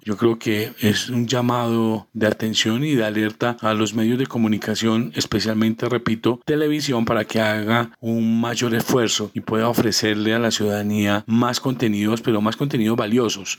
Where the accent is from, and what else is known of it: Colombia